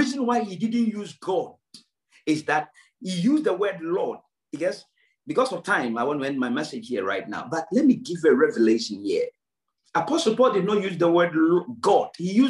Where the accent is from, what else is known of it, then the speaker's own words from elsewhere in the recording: Ghana; Yes, I am a Ghanaian. I do understand that. Yes, I am a Ghanaian. I am very poor. I do understand that. I come from a third world.